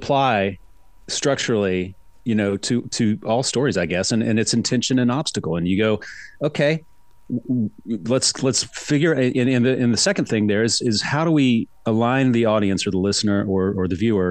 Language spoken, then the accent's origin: English; Charlotte, North Carolina, United States; moved away; I grew up in Charlotte, North Carolina.